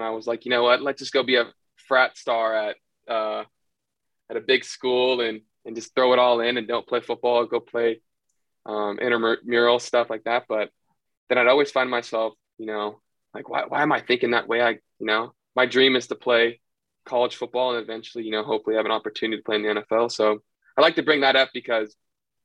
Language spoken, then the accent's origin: English; outside Sacramento, Northern California, United States; I was still originally from Northern California. So I grew up right outside of Sacramento